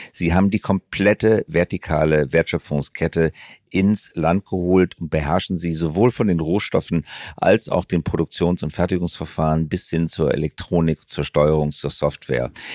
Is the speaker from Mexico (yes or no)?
no; Germany; wir Deutsche